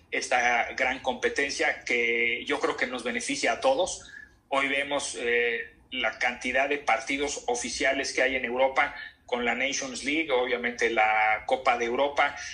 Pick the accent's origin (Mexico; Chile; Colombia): Mexico; Y México quiere y debe estar en el top mundial nos lo debemos nosotros como mexicanos, se lo debemos a la historia de la industria futbolística en este país